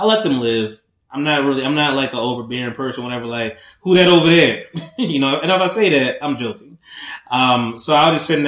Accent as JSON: {"language": "English", "region": "New Jersey", "country": "United States", "said": "I'm here from the East Coast, Jersey."}